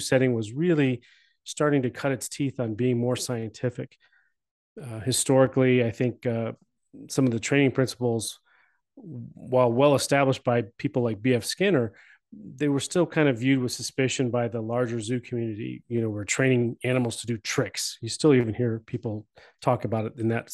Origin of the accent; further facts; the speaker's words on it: Cleveland, Ohio, United States; I grew up in Cleveland, in the Cleveland area.